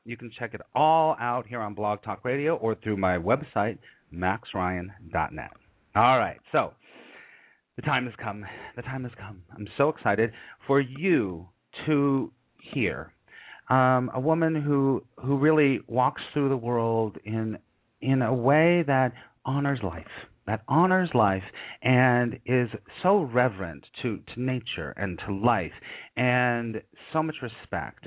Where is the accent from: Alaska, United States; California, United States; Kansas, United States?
California, United States; I'm in California right now, and I grew up in California